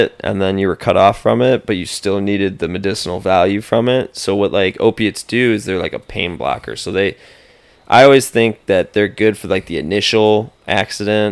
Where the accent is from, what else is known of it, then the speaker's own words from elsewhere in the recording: Chardon, Ohio, United States; growing up in Little Chardon, Ohio, suburb of Cleveland